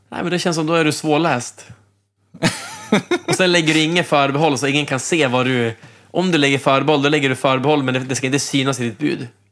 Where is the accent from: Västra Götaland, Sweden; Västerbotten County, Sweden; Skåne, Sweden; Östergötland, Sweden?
Västerbotten County, Sweden; Umeå; moved away as an adult; also born or lived in Trondheim, Norway; now in Norway; jag kommer ju själv från Umeå